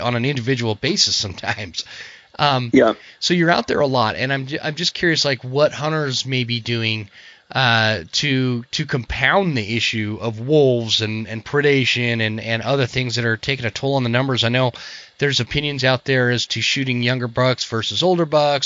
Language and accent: English; Utah, United States; moved away; also born or lived in Coeur d'Alene, Idaho; I grew up in Utah